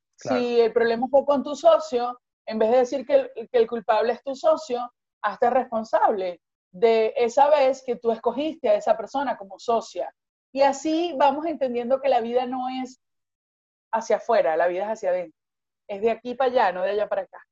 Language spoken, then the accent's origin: Spanish; Venezuela; yo soy venezolana